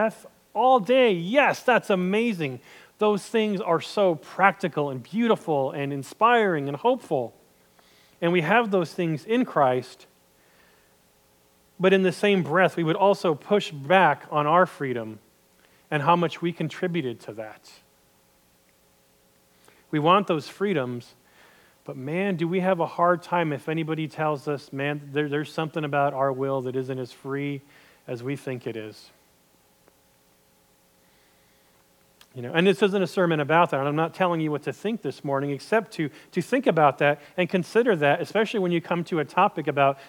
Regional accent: United States; I'm American, and don't get me wrong, I love being an American.

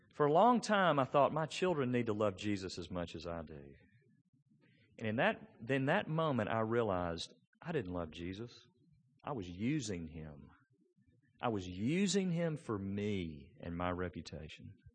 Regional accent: Memphis, Tennessee, United States; I grew up in East Memphis

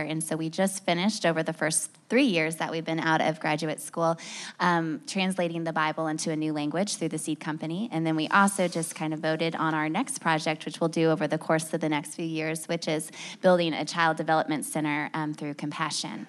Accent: Indiana, United States; also born or lived in Boston / Chicago; now in Nashville, United States; We lived in Boston and Chicago before that, born and raised in Indiana

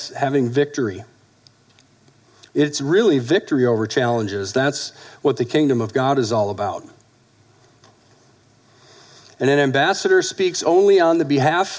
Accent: United States; we're American citizens

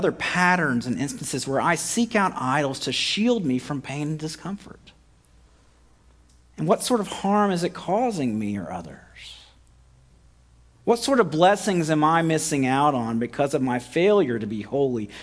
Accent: United States; we're American.

